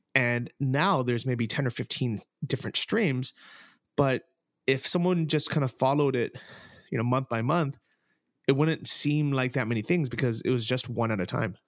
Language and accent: English; San Francisco, California, United States; moved away as an adult; also born or lived in Thailand / Texas; I'm originally from San Francisco